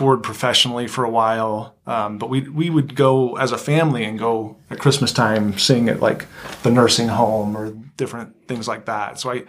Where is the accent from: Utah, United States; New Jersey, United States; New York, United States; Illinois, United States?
Utah, United States; North Ogden; I grew up in North Ogden, went to Weber High